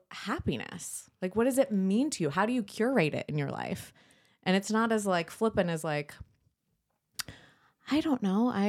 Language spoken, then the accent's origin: English; San Diego, California, United States; I grew up in San Diego.